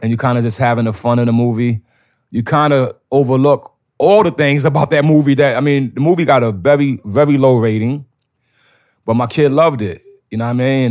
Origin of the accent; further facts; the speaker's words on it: New York, United States; I'm from New York